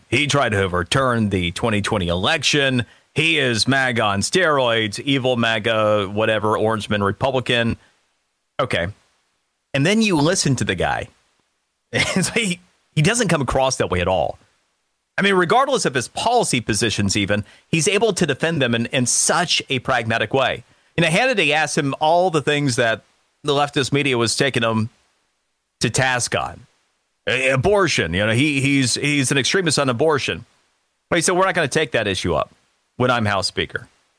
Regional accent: Florida, United States; one of the things to take a look at, my home state of Florida, You don't hear about this kind of nonsense ever in Miami, do you?

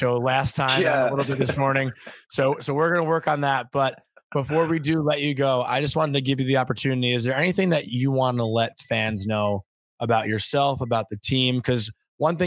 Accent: Long Island, New York, United States; growing up on Long Island together

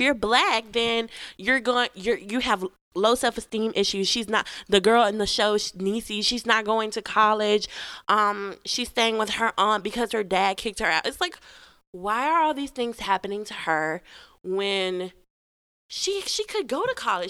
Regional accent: Memphis, Tennessee, United States; I was from Memphis

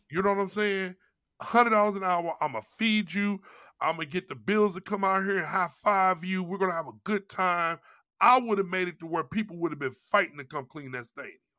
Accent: St. Louis, Missouri, United States; moved away; I'm from Saint Louis

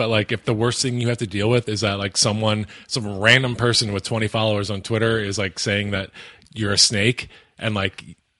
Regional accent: Philadelphia, Pennsylvania, United States; I'm from Philly

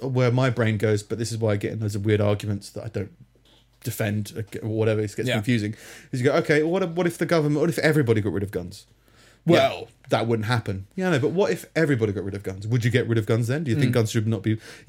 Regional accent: Minnesota, United States; I'm from Minnesota.

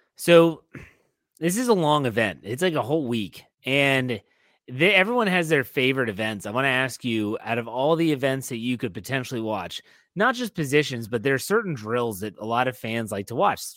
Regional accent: Wheeling, West Virginia, United States; I grew up in Wheeling, West Virginia

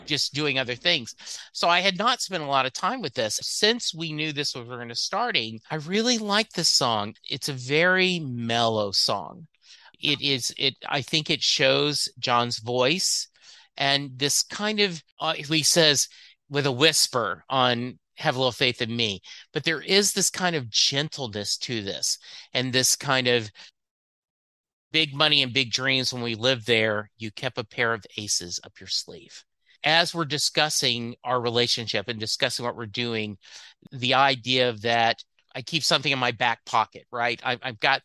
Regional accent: Lake Charles, Louisiana, United States; that's where I grew up in Lake Charles, Louisiana, is where I graduated high school

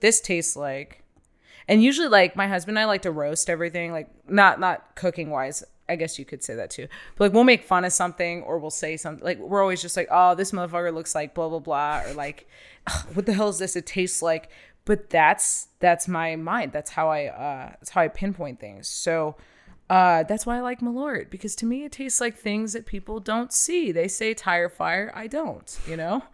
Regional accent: Ohio, United States; full-blooded, just raised, born and raised in Ohio

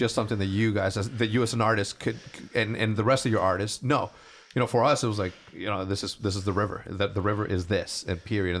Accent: El Paso, Texas, United States; born there; I was born in Texas. Born in El Paso, Texas, and I always knew that I was gonna end up there.

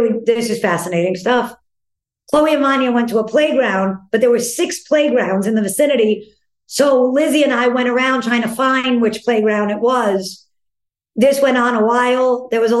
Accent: New York, United States; being a New Yorker because, you know, you grow up with people like Jack and Lazaro

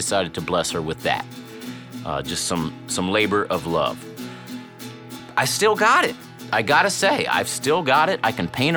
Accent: Cincinnati, Ohio, United States; we grew up together in Cincinnati

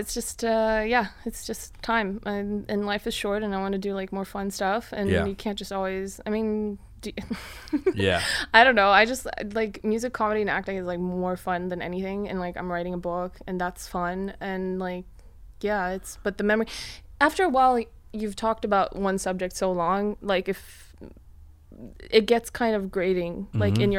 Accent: Mongolia; also born or lived in Sweden; yes, I'm from Mongolia, yes, I'm from Sweden

